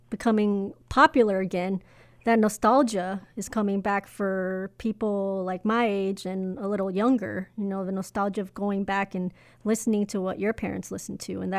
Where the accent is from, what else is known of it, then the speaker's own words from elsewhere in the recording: Los Angeles, California, United States; my hometown